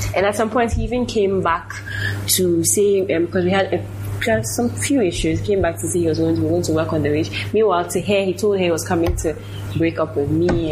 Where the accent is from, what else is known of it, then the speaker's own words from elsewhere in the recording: Nigeria; now in Ghana; I grew up in Nigeria